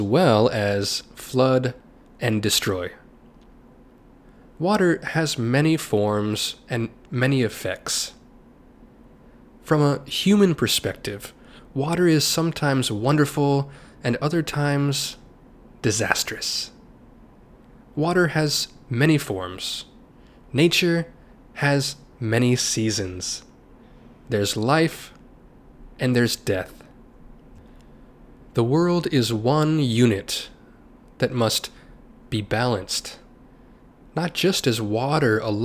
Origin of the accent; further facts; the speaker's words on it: United States; my home country of the United States